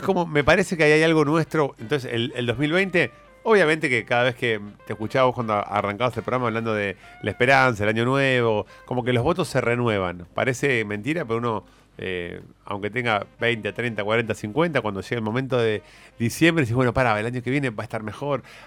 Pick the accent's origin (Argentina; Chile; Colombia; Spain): Argentina